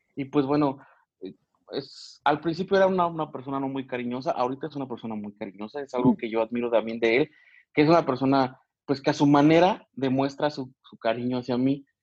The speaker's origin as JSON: {"language": "Spanish", "region": "Michoacán", "country": "Mexico", "tie": "born or raised there", "moved": "as an adult", "lives_now": "Querétaro, Mexico", "said": "soy originario de Michoacán, ahí nací"}